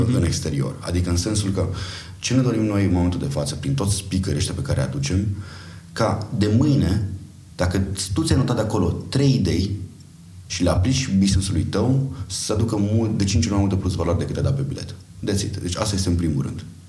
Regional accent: Arad, Arad County, Romania; moved away as an adult; also born or lived in Timișoara; now in Bucharest, Romania; eu sunt din Arad

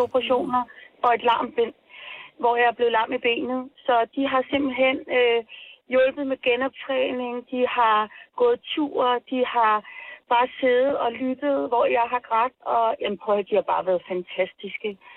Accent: Colombia; Danish is a second language; now in Denmark; Så jeg er oprindelig fra Colombia, mm. men, men da jeg kom til Danmark, øh, jeg har mødt kun øh, gode oplevelser.

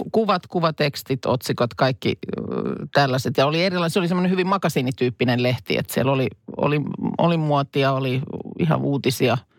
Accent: Lahti, Päijät-Häme, Finland; moved away; muutin pois sitten Lahdesta

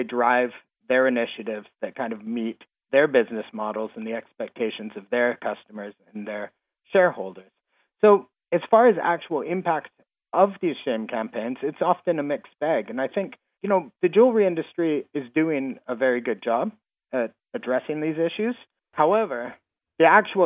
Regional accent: Canada; I'm from Canada

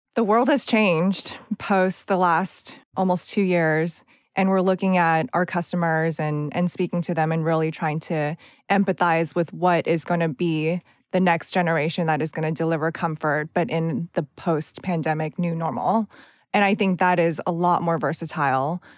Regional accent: United States; accent: American; moved away; also born or lived in California; I did a lot of student government growing up in the United States

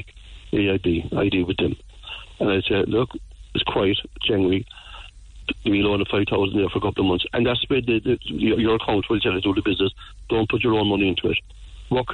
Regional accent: Ballincollig, Munster, Ireland; also born or lived in Blackpool, Cork; I was born in Ballincollig, and but I came into Blackpool in 1957

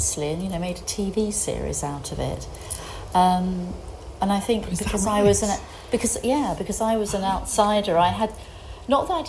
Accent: United Kingdom; now in Greece; I'm still British.

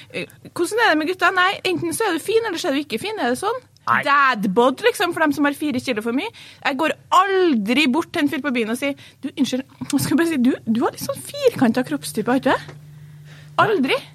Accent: Trondheim, Trøndelag, Norway; accent: Trøndersk; hvor er du fra? Så sier jeg Trondheim

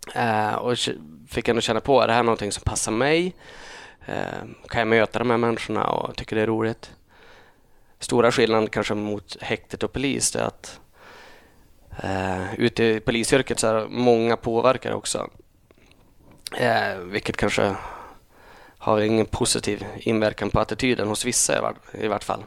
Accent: Holmsund, Västerbotten County, Sweden; also born or lived in Uppsala / Umeå; jag är uppvuxen eh, en och en halv mil söder om Umeå. Holmsund heter det

